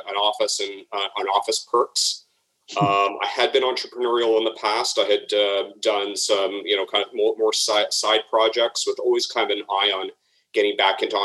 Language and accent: English; Toronto, Ontario, Canada; moved away; also born or lived in Chicago; Well, I'm originally from Toronto. I'm kind of half Toronto, half Chicago, but stuck here in Toronto